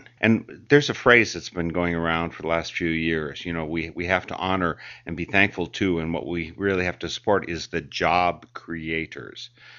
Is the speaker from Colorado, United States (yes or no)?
no; Wisconsin, United States; I didn't grow up a Quaker. I grew up in Wisconsin